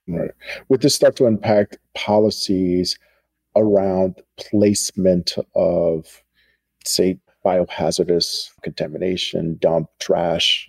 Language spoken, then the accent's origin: English; United States; a Black American